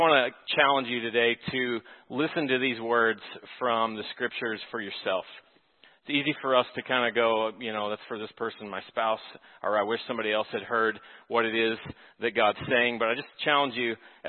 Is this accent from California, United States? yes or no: no; Texas, United States; moved away as an adult; now in Minnesota, United States; I'm from Texas, and so I'm learning the cabin culture of Minnesota